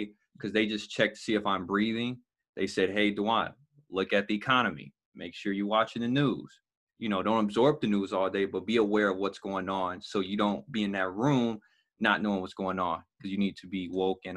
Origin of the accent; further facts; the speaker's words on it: Gary, Indiana, United States; also born or lived in Chicago / Kentucky; I'm from Gary